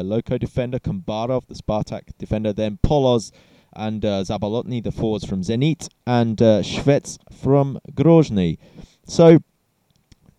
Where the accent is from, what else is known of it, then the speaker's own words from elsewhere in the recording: England, United Kingdom; we're English